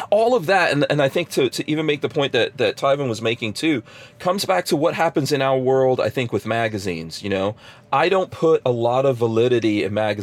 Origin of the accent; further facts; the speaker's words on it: Guyana; now in United States; I was born in Guyana